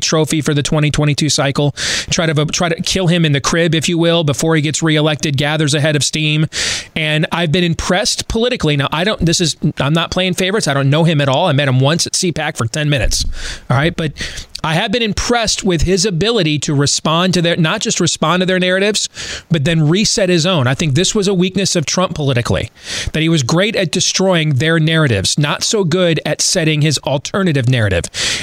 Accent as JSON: {"language": "English", "region": "Iowa", "country": "United States", "tie": "born or raised there", "said": "My home state of Iowa"}